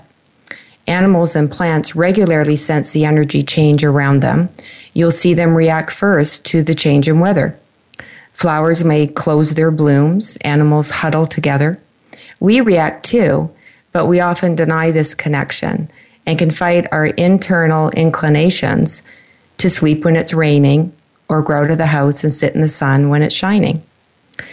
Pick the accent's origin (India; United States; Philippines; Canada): Canada; my home country, Canada